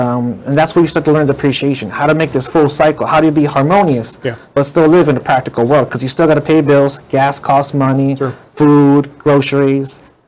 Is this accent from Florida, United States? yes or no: no; Waianae, Hawaii, United States; also born or lived in New York; I grew up here in Waianae. I went to Aia High School, graduated the year 2000.